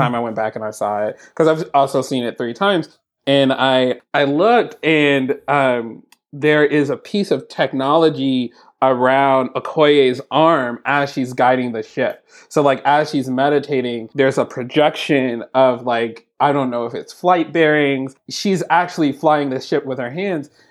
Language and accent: English; San Francisco, California, United States; also born or lived in Oakland; I was born in San Francisco and there was a lot of time I spent in Oakland.